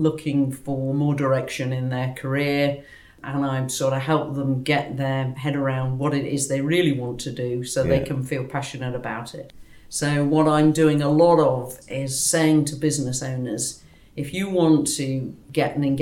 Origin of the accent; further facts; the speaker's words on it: Newark, East Midlands, United Kingdom; I was born in Newark in Nottinghamshire